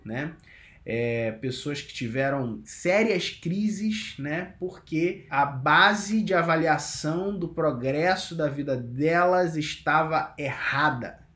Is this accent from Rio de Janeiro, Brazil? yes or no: yes; Cabo Frio, Rio de Janeiro, Brazil; moved away as an adult; now in São Paulo, Brazil; Sempre que eu volto para Cabo Frio, né, que é minha, minha terra natal